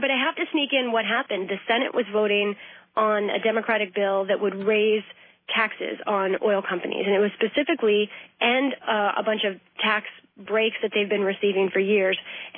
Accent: Ireland; And then I do the Irish brogue, of course, being an Irish lass myself

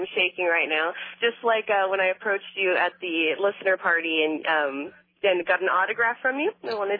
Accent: Kelso, Washington, United States; Yes, I grew up in Kelso

